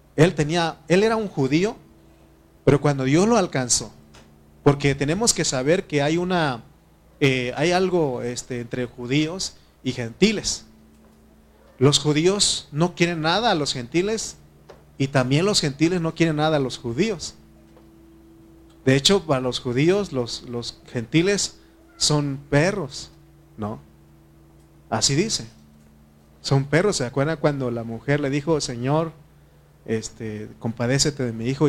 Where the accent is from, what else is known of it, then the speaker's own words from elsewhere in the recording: Mexico; nosotros como mexicanos